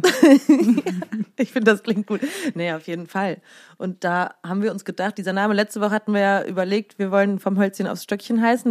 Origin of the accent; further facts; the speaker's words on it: Siegen, North Rhine-Westphalia, Germany; moved away as an adult; also born or lived in Cologne; da kam ich aus Siegen-Achenbach, also aus meiner Heimat